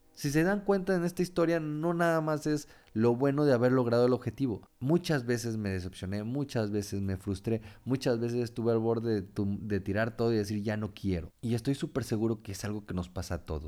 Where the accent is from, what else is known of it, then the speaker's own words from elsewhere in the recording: Tempoal, Veracruz, Mexico; now in Monterrey, Mexico; mi pueblo, Tempoal Veracruz